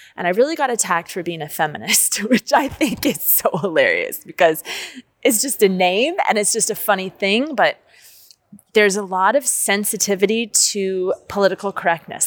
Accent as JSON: {"language": "English", "town": "Los Angeles", "region": "California", "country": "United States", "also_born_or_lived": "Japan", "moved": "as an adult", "lives_now": "Prague, Czechia", "said": "I'm from Los Angeles"}